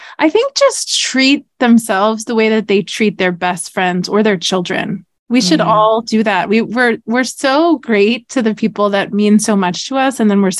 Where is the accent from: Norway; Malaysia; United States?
United States; outside of Boston, Massachusetts; But I grew up in outside of Boston. I'm a New Englander.